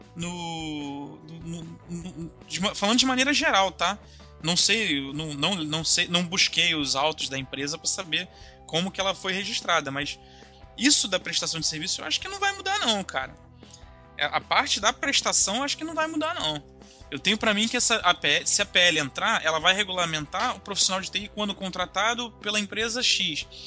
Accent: Brazil; eu como bom brasileiro

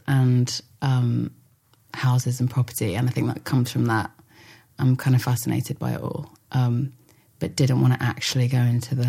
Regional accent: London, United Kingdom; I grew up in North London, around sort of like my family my grandpa came over from Ireland with four of his brothers.

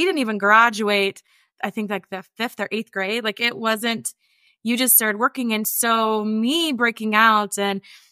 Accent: rural West Virginia, United States; accent: twang; I grew up in poverty and I grew up in West Virginia

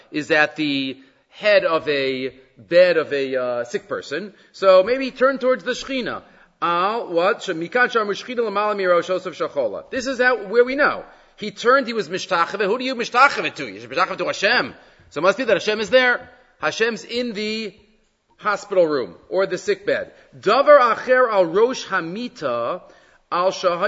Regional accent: United States; moved away as an adult; also born or lived in Jerusalem; I was born in Yerushalayim, so I'm nothing generation in America. I lived in America for a couple of decades, the first few decades

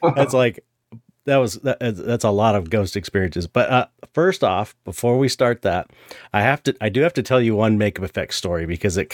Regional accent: San Pedro, California, United States; I'm from San Pedro.

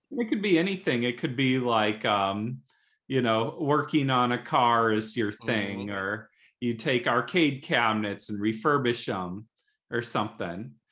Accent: South Bend, Indiana, United States; I grew up in South Bend, Indiana, where there was a really thriving music scene

